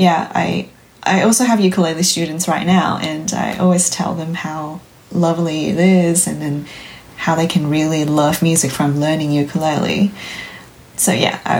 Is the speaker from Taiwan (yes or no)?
yes; Taiwan; moved away as an adult; now in Canberra, Australia; I'm originally from Taiwan